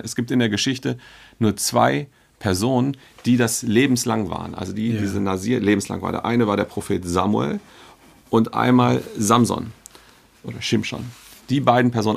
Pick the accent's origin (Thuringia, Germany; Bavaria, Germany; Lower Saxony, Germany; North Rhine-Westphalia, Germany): Lower Saxony, Germany; Hanover; moved away as an adult; now in Berlin, Germany; ich bin und bleibe, glaube ich, mein Leben lang Hannoveraner